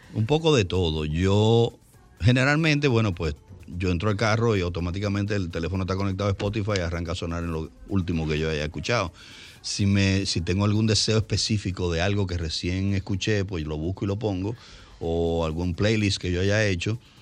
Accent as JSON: {"language": "Spanish", "town": "Santo Domingo", "region": "Distrito Nacional", "country": "Dominican Republic", "tie": "born or raised there", "said": "vivíamos en la Santo Mercedes"}